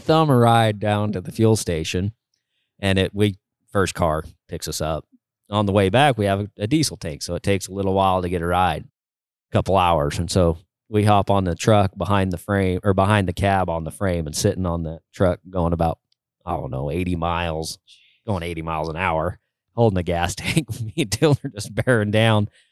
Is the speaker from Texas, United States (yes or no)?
no; Utah, United States; my home state of Utah